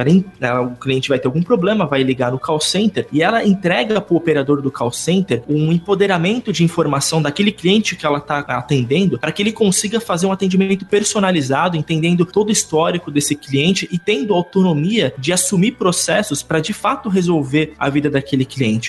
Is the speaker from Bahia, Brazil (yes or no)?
no; São Caetano do Sul, São Paulo, Brazil; eu sou de São Caetano, não é tão interior assim, mas ainda tem um pouquinho desse clima